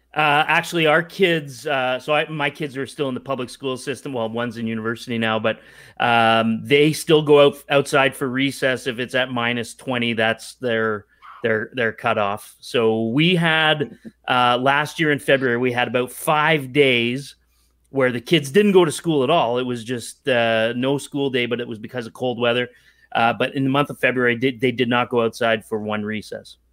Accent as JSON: {"language": "English", "country": "Canada", "said": "I am the guy from Canada on the show."}